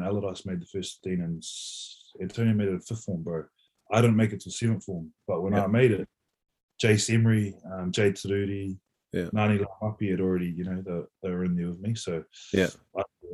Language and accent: English; Woodville, Manawatū-Whanganui, New Zealand; moved away as an adult; also born or lived in Christchurch; I grew up in Woodville, bro. Just on the way to Dannevirke from Palmerston